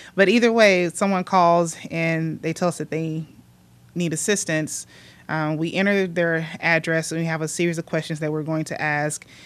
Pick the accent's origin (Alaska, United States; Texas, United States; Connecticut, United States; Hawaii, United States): Texas, United States; Mexia; I grew up, um, born and raised in Mejia